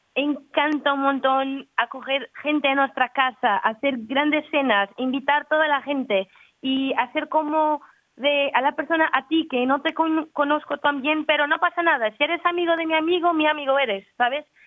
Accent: Portugal; Spanish is a second language; yo soy portuguesa

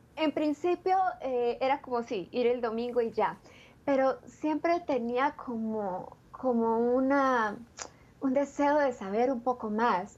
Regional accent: Ubaté, Cundinamarca, Colombia; nací en un pueblecito pequeñito, una villa que queda muy cerca de Bogotá y se llama Villa de San Diego de Iguaté

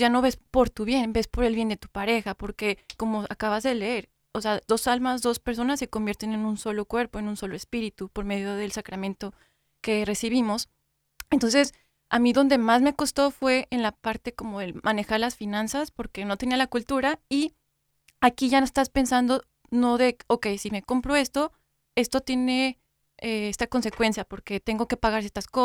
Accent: Mexico; nosotros somos mexicanos, pero cada familia tiene sus costumbres

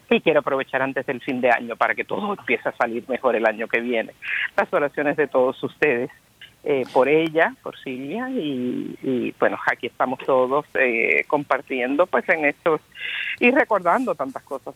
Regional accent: San Juan, Puerto Rico; yo soy, como ustedes muchos saben, de San Juan de Puerto Rico

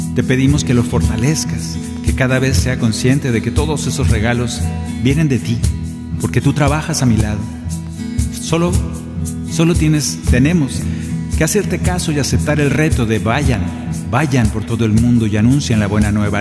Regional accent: Sonora, Mexico; moved away; Allá en mi tierra, en Sonora

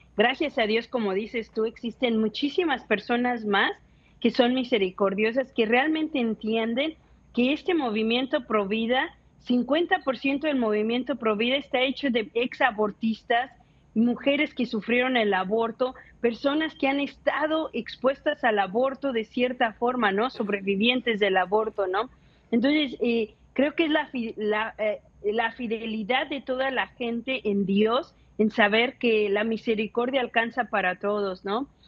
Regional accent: Mexico City, Mexico; yo nací, crecí en la Ciudad de México

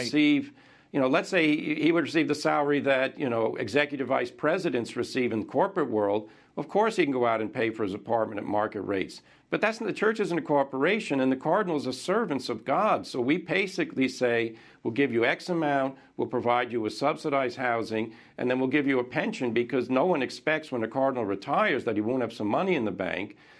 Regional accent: United States; as an American

